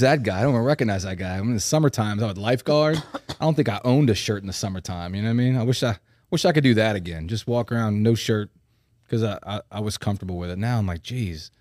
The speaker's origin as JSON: {"language": "English", "town": "New Orleans", "region": "Louisiana", "country": "United States", "tie": "born or raised there", "moved": "as an adult", "lives_now": "Baton Rouge, United States", "said": "growing up in New Orleans"}